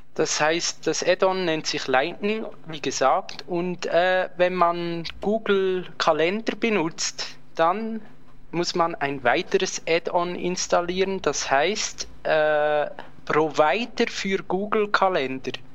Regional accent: Switzerland; bei uns in der Schweiz

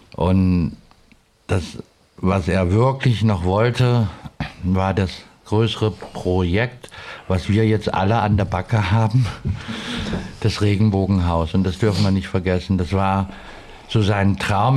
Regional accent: Cologne, North Rhine-Westphalia, Germany; now in Stuttgart, Germany; ich komme ja aus Köln, das ist ja noch nochmal ein ganz anderer Menschenschlag

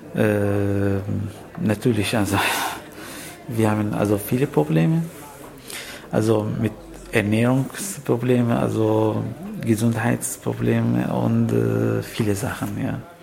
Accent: Syria; German is a second language; moved away as an adult; also born or lived in Aleppo / Kuwait; now in Germany; ich komme aus Syrien

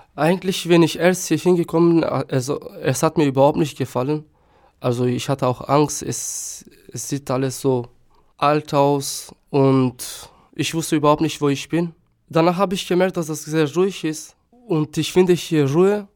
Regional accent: Štip, North Macedonia; first language Turkish; German is a second language; moved away as an adult; also born or lived in Germany; now in Chemnitz, Germany; Ich bin in Mazedonien geboren, in einem kleinen Stadt Stipp.

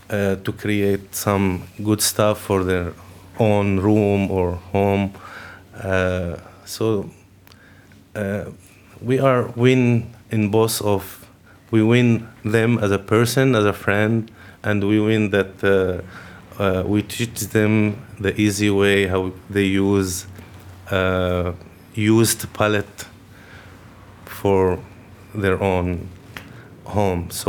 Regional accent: Lebanon; English is a second language; also born or lived in Syria; now in Luxembourg; I'm, my mother, my father from Syria. I born in Lebanon. I grew up in Lebanon. I moved to Syria back, and then I moved to Lebanon again.

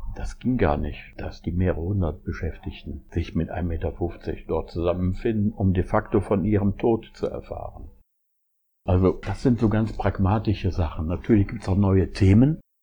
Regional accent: Essen, North Rhine-Westphalia, Germany; ich komme aus Essen

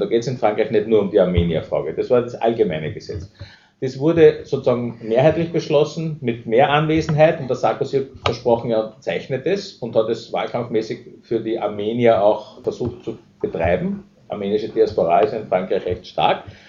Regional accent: Austria; Als Österreicher

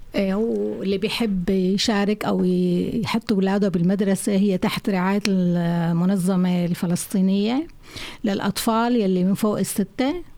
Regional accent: Syria; now in Flensburg, Germany; بالشتويه بسوريا كانت كتير حلوه مع الصوبيا

